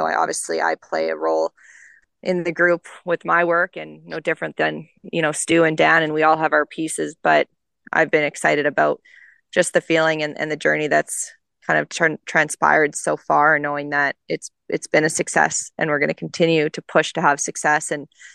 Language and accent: English; Canadian Prairies, Canada; now in Coachella Valley, United States; growing up in the Canadian prairies